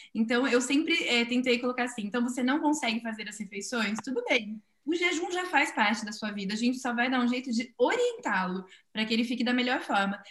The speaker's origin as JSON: {"language": "Portuguese", "region": "São Paulo", "country": "Brazil", "said": "Eu que sou de São Paulo"}